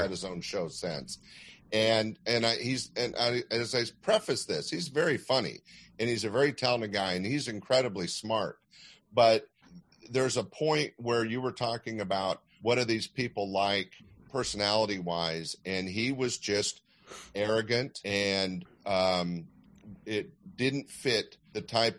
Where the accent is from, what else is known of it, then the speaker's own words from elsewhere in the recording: Sacramento, California, United States; I was growing up in Sacramento, which couldn't be any more landlocked